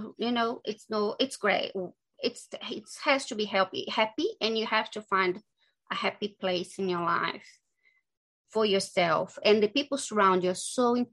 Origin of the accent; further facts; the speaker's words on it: Brazil; English is a second language; moved away as an adult; I'm from Brazil